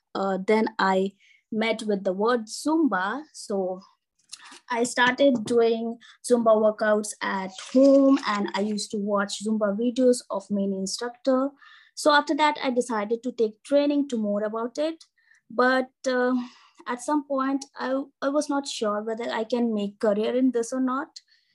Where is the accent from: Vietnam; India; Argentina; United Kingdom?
India; Northeast India; I belong from northeastern part of the country.